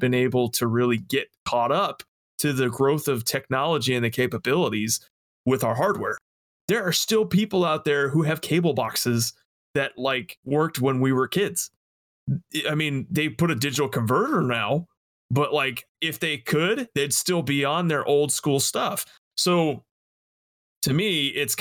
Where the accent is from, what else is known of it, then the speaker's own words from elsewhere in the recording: Las Vegas, Nevada, United States; I'm from Las Vegas